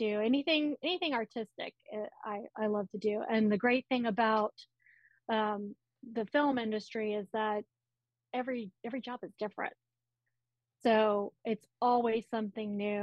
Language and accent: English; Lafayette, Louisiana, United States; also born or lived in Los Angeles / Austin / Florida; now in New Orleans, United States; I'm originally from Lafayette, which is about 2.5 hours from west of New Orleans